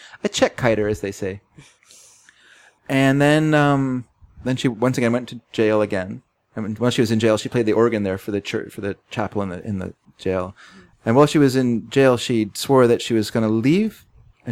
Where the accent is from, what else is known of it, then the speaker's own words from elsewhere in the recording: United States; I am an American